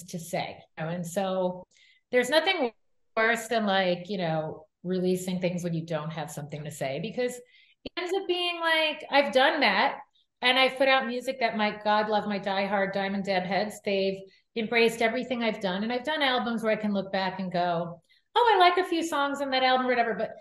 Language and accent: English; New York, United States; now in Las Vegas, United States; I grew up in New York and the Jewish community was very strong